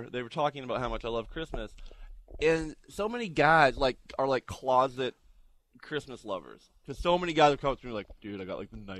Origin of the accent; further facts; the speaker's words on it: Canada; I'm Canadian.